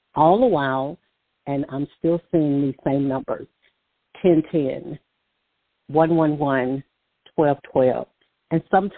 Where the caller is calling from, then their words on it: Alabama, United States; caller from Alabama.